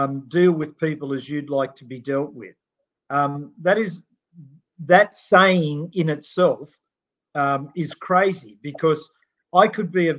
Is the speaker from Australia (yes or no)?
yes; Australia; we're Australian